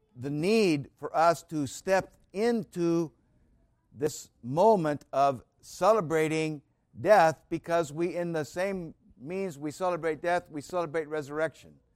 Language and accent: English; United States; I was warmed by being an American citizen